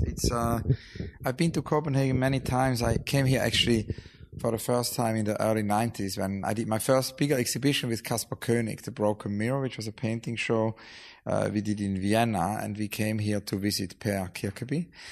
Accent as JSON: {"language": "English", "region": "near St. Gallen", "country": "Switzerland", "tie": "born or raised there", "said": "when I grew up in Switzerland"}